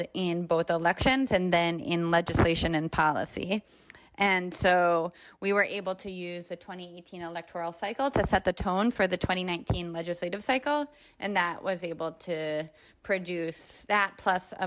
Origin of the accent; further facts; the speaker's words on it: Rochester, New York, United States; I grew up in Rochester, New York, which is a really unequal and segregated city